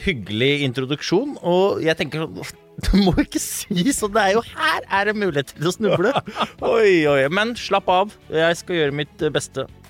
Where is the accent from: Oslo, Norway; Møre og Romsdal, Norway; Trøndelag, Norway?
Oslo, Norway; Jeg vokste opp eh, på Brobekk i Groruddalen.